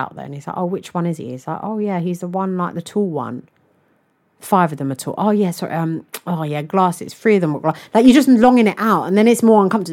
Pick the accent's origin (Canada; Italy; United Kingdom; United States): United Kingdom; I'm British